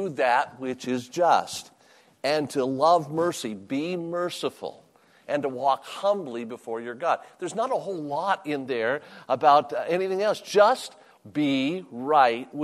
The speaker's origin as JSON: {"language": "English", "town": "Las Vegas", "region": "Nevada", "country": "United States", "tie": "born or raised there", "also_born_or_lived": "Virginia", "said": "I was born and raised in Las Vegas"}